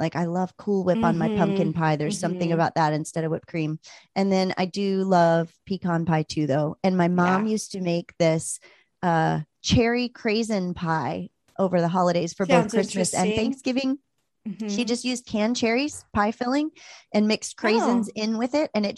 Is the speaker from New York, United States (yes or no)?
no; Maryland, United States; I grew up on the East Coast and, you know, in Maryland